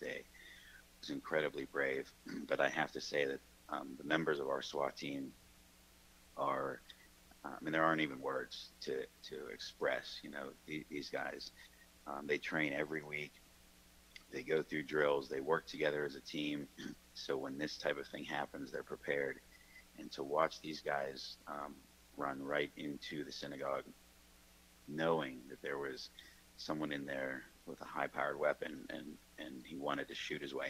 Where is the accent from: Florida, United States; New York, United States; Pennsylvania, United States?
Pennsylvania, United States; Pittsburgh; I grew up in Squirrel Hill